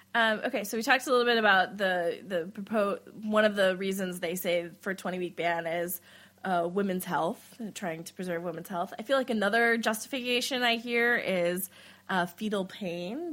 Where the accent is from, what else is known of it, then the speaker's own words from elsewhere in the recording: Wisconsin, United States; I'm from Wisconsin